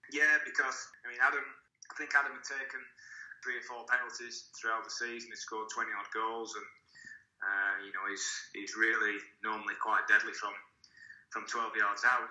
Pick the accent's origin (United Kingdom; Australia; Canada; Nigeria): United Kingdom; Burnley, North West England; I grew up in Burnley.